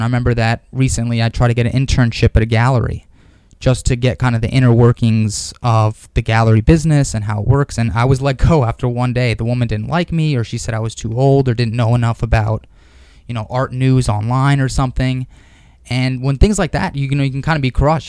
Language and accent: English; New York City, New York, United States; I grew up here in Manhattan. Uh, I grew up in Stuyvesant Town